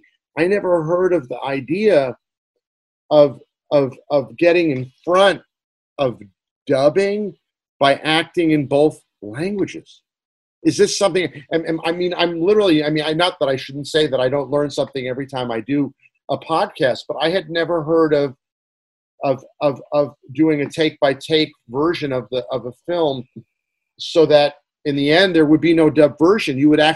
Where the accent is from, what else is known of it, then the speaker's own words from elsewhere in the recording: New York, United States; also born or lived in Brussels, Belgium; a kid in Brussels, Belgium in 1972 to 1979. We came back to New York, age 10 to 17.